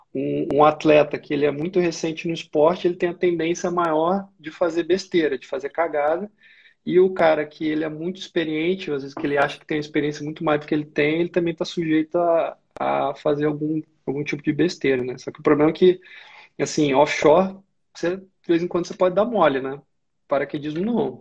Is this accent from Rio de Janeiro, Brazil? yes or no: yes; Valença, Rio de Janeiro, Brazil; moved away as an adult; also born or lived in Juiz de Fora / Macaé / Resende; now in Rio de Janeiro, Brazil; Nasci em Juiz de Fora, o pessoal fala que Juiz de Fora é, sei lá, quintal do Rio. É, cresci no interior do Rio, cidade chama Valença